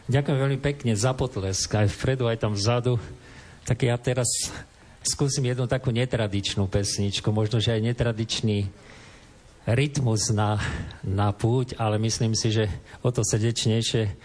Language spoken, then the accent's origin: Slovak; Soblahov, Trenčín Region, Slovakia; domov do Trenčina, do Soblahova